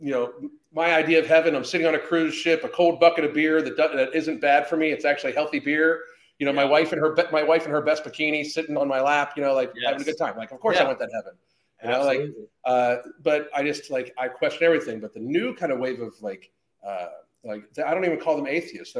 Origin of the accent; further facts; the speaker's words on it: Pittsburgh, Pennsylvania, United States; I grew up in Pittsburgh